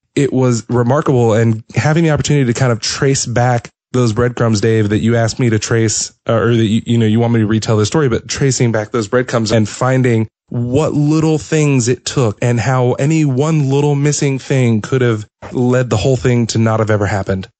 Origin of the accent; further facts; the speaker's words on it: Atlanta, Georgia, United States; I am from Atlanta